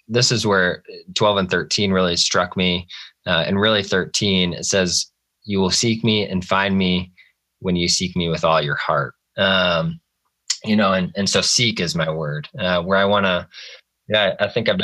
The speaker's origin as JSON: {"language": "English", "area": "Clay County", "region": "Iowa", "country": "United States", "tie": "born or raised there", "said": "back in my hometown and serve"}